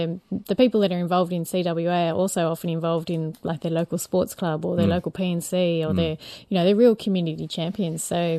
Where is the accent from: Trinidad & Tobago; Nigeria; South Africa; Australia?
Australia; Picton, New South Wales; also born or lived in Narrabri / Dubbo; I'm from Picton, just outside Sydney. Probably used to be considered pretty rural once upon a time, but it's becoming a bit more like a suburb of Sydney now.